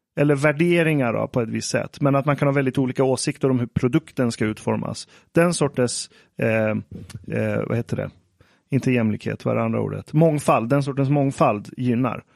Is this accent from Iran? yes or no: yes; Iran; jag som iranier